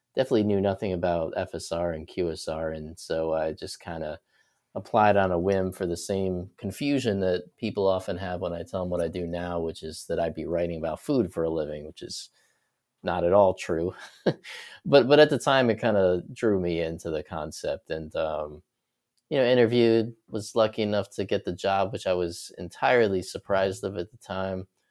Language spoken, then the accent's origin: English; New York City, New York, United States; moved away as an adult; also born or lived in Florida; born and raised in New York, I was, uh, there through college. So, I was born in the city in Brooklyn, lived there my whole life